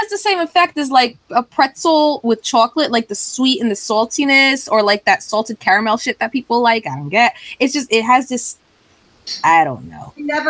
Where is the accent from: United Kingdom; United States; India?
United States; New Jersey